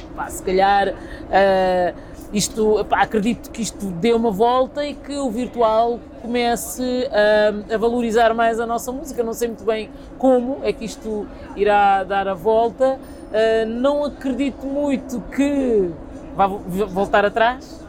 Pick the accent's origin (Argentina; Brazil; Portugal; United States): Portugal; Lisbon; Eu nasci em Lisboa, sou filha de imigrantes cabo-verdianos